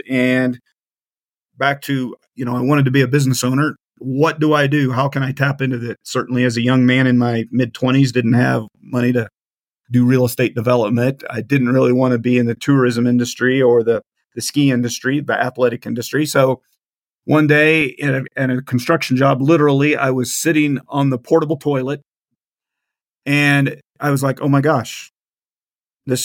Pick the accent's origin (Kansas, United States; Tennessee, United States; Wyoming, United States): Kansas, United States; Central; born and raised Central Kansas